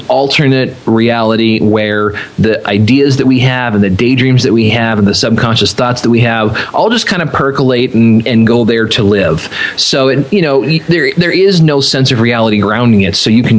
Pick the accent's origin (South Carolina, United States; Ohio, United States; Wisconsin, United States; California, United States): California, United States; I am originally from the West Coast. I'm from all over California.